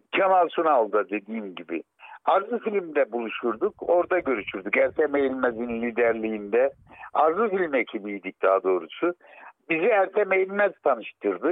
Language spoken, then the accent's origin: Turkish; Arguvan, Malatya, Turkey; Ben Malatya Arguvanlıyım